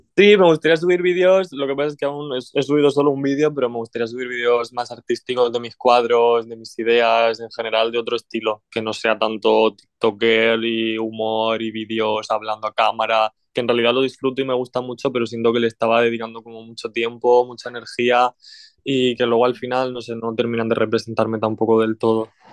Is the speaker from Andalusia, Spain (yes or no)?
no; Orihuela, Valencian Community, Spain; Soy de la comunidad valenciana, soy de Orihuela, que está en la comunidad valenciana.